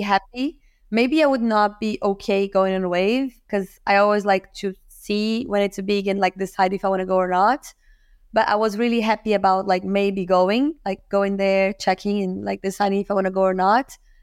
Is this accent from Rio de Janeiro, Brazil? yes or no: yes; Rio de Janeiro, Brazil; I'm from Rio, from Brazil